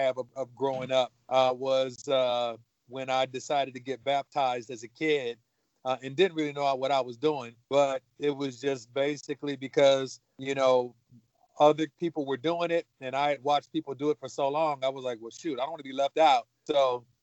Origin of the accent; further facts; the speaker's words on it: Los Angeles, California, United States; I grew up in South Central Los Angeles, California